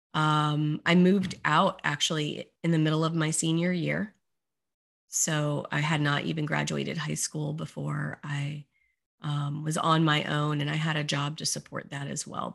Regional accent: Beaufort, South Carolina, United States; moved away as an adult; also born or lived in Orlando, Florida; the local high school in Beaufort, South Carolina, which is my hometown

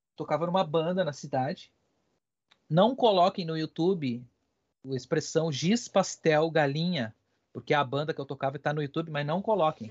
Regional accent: Ibirubá, Rio Grande do Sul, Brazil; moved away; eu sou do interior, né, do Rio Grande do Sul, sou de Ibirubá, que é uma cidade bem pequenininha lá

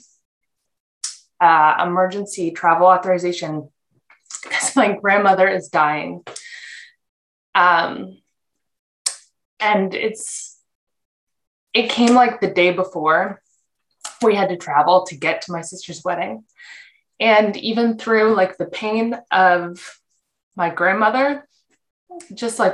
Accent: Canada; moved away as an adult; now in United States; I'm Canadian. I moved to the States in 2018

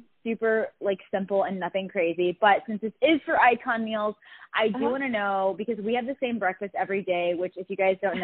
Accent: Frisco, Texas, United States; now in Cleveland, United States; I grew up around the Frisco area

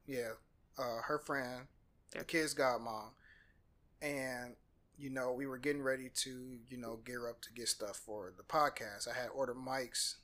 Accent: Peoria, Illinois, United States; moved away as an adult; now in Atlanta, United States; I was raised in Peoria, Illinois

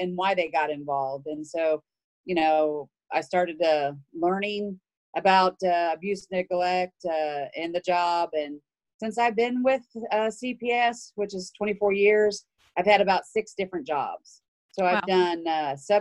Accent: Houston, Texas, United States; also born or lived in Spring, Texas; I am from Houston. I live currently in Spring.

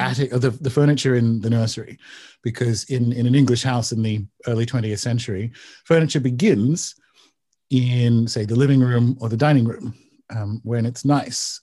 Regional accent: Newcastle, New South Wales, Australia; Newcastle, Australia. So it's about two hours north of Sydney.

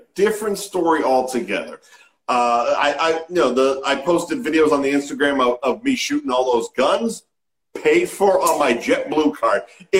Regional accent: Lynnfield, Massachusetts, United States; I grew up in Linfield.

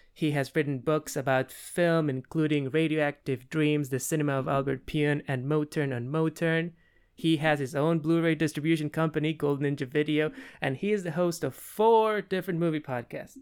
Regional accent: Peru; moved away; am from South America. I'm from Peru.

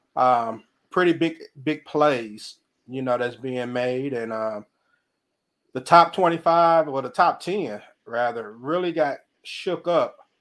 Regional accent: Mississippi, United States; moved away; in my home state of Mississippi

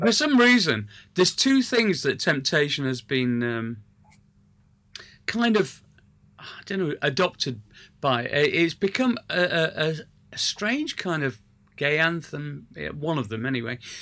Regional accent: Sheffield, Yorkshire and the Humber, United Kingdom; I come from Sheffield

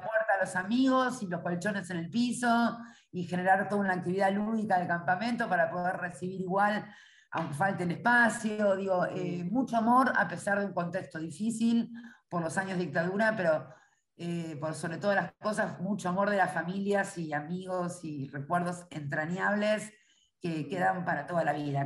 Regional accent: Buenos Aires, Argentina; Yo soy primera generación porteña

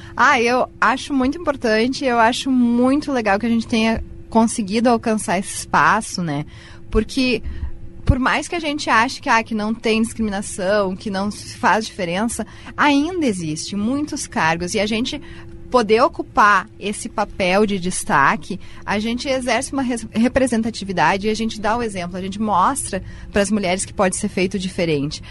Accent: Caxias do Sul, Rio Grande do Sul, Brazil; also born or lived in Uruguaiana / Novo Hamburgo; eu sou caxiense, né? Uh, nasci aqui, me criei aqui

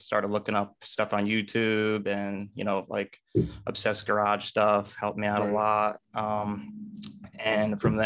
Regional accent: Kerhonkson, New York, United States; also born or lived in Newburgh, New York; I grew up in Newburgh, New York, and at the around first grade, I moved to Kerhonkson, which is a little bit more rural than Newburgh.

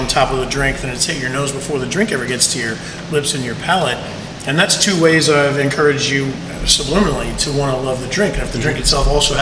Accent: Key West, Florida, United States; moved away as an adult; now in West Palm Beach, United States; my hometown of Key West

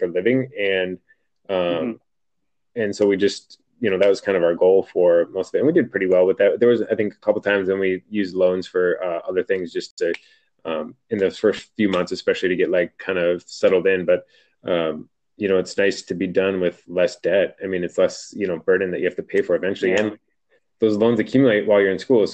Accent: Midwest, United States; moved away as an adult; now in California, United States; coming from the Midwest

